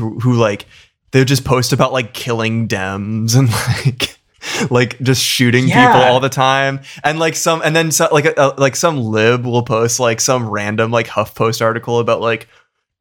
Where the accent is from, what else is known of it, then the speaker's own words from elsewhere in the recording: Massachusetts, United States; moved away; my hometown's political Facebook group